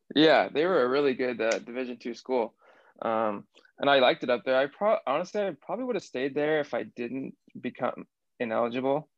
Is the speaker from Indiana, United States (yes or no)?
no; Seattle, Washington, United States; accent: American; also born or lived in Bristol, England; I grew up in Seattle